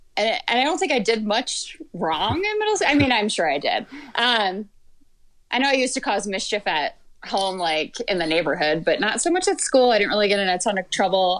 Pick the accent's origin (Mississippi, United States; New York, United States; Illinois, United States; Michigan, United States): Michigan, United States; moved away as an adult; also born or lived in Georgia; grew up in Michigan the whole time and was there until I was, I think, 31